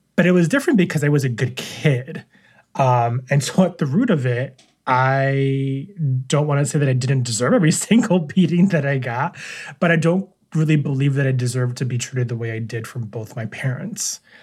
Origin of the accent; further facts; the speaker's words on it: New York City, New York, United States; now in Syracuse, United States; I was born and raised in New York City, Queens, New York